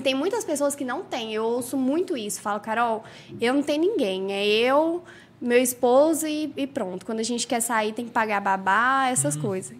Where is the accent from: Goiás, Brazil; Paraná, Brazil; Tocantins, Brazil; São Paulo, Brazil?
Goiás, Brazil; Caldas Novas; also born or lived in Goiânia; Eu nasci em Goiânia, nasci em Goiânia, mas desde os meus sete anos eu moro aqui, então eu me considero Caldas Novense